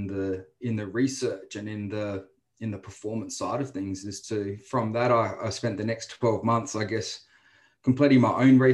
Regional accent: Adelaide, South Australia, Australia; moved away as an adult; now in Brisbane, Australia; originally born and bred in Adelaide

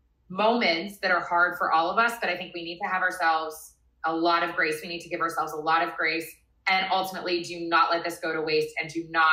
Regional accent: Virginia, United States; moved away as an adult; now in California, United States; I grew up in Virginia

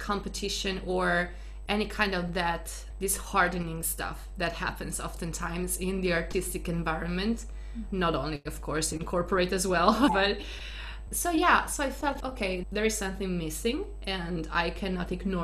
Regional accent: Italy; English is a second language; also born or lived in Boston, United States; I am Italian, born and raised in Italy

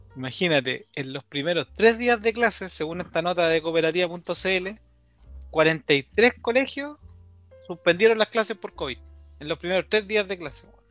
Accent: Santiago, Santiago Metropolitan Region, Chile; llegué caminando a Campo de Deporte con Ida Raza, donde quedaba mi colegio

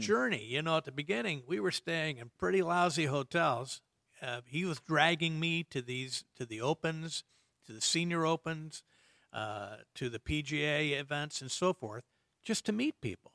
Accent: Indiana, United States; moved away; I grew up in Indiana

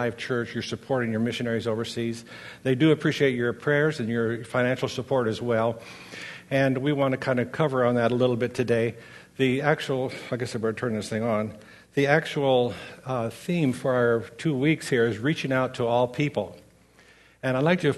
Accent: Grants Pass, Oregon, United States; now in Corvallis, United States; I grew up in Grants Pass

